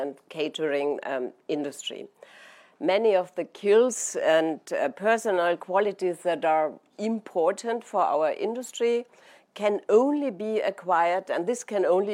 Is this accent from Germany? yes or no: yes; Germany; my home country of Germany